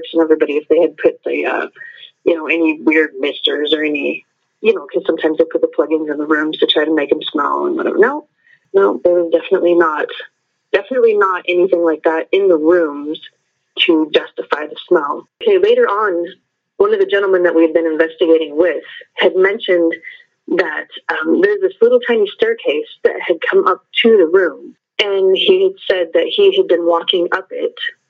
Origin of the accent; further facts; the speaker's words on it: Columbus, Montana, United States; I'm from Columbus, Montana